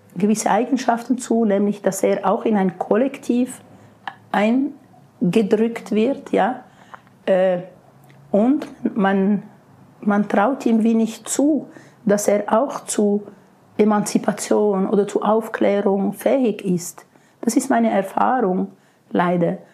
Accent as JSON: {"language": "German", "country": "Switzerland", "said": "bei uns in der Schweiz"}